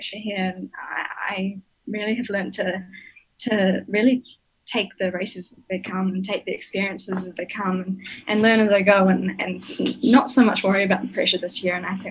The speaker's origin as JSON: {"language": "English", "region": "Nelson", "country": "New Zealand", "tie": "born or raised there", "moved": "yes", "said": "Growing up in Nelson, we had a really nice little group of us juniors"}